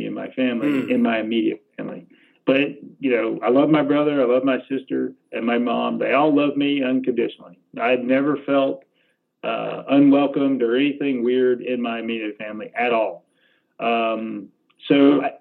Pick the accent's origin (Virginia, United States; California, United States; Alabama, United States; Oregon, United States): Alabama, United States; growing up in Alabama in middle school